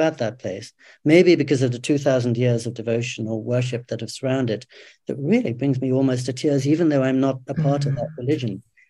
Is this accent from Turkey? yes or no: no; England, United Kingdom; moved away as an adult; now in Japan; I'm older than you, but I had exactly that same experience growing up in England.